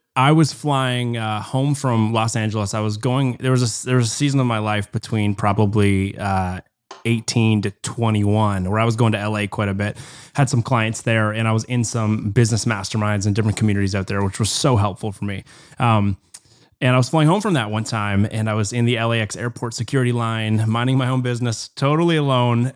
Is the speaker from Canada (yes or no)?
yes; Canada; as a Canadian